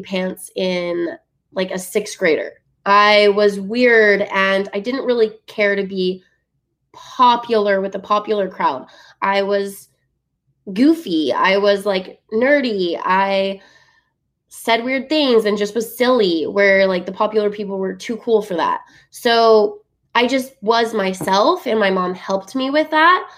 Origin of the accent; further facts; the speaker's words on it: Utah, United States; growing up in Utah